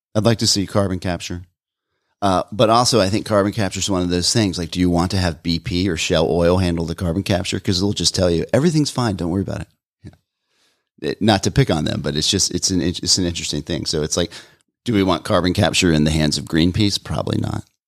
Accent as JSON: {"language": "English", "town": "Atlanta", "region": "Georgia", "country": "United States", "said": "I'm from Atlanta"}